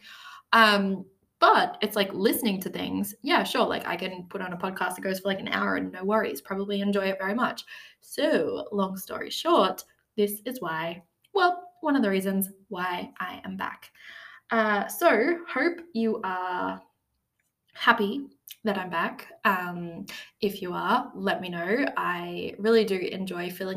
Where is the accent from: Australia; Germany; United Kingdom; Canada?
Australia; 5 months of travel all around Australia, which I was lucky enough to do to see my home country